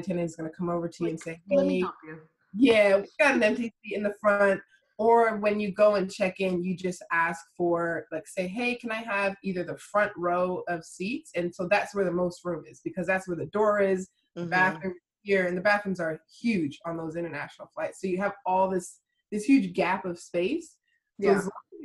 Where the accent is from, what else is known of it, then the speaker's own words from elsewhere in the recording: Las Vegas, Nevada, United States; also born or lived in Texas / Christchurch, New Zealand / Sydney, Australia / Jamaica (ancestry); now in Miami, United States; I grew up in Vegas, went to school in Texas. I'm in Miami now. So, and my family's Jamaican